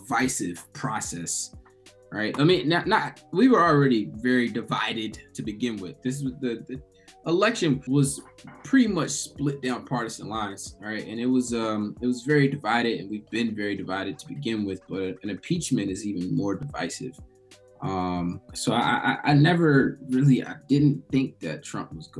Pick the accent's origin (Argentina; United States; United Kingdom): United States